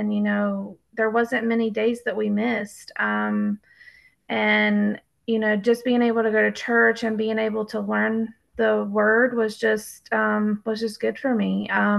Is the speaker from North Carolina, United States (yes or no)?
yes; Davie County, North Carolina, United States; I am. Yes, I'm out of Davie County.